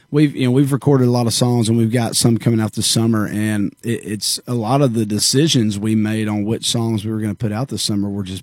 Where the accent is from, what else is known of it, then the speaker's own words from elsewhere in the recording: Warner Robins, Georgia, United States; now in Nashville, United States; Warner Robins, Georgia.